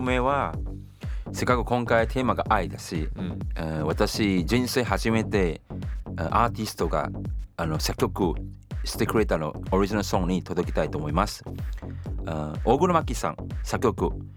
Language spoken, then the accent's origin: Japanese; Singapore; Japanese is a second language; moved away as an adult; now in Japan; シンガポール生まれ実は今年2021年は私日本来て30年目です